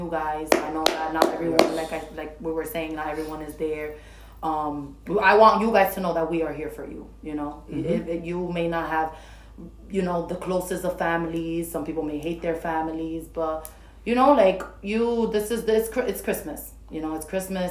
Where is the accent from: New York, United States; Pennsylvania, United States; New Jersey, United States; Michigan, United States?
New York, United States; New York City; I was born and raised in Washington Heights